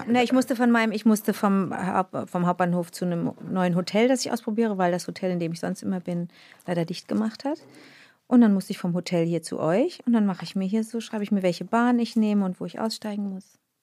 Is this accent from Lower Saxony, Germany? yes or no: no; Rösrath, North Rhine-Westphalia, Germany; also born or lived in Montreal, Canada; ich habe schönste Erinnerungen an Rösrath. Das war wirklich mein, das war echt ein schönes Zuhause